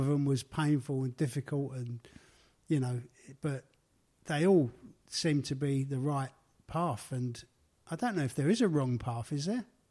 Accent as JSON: {"language": "English", "region": "London", "country": "United Kingdom", "tie": "born or raised there", "accent": "Cockney", "said": "my life growing up in the East End of London."}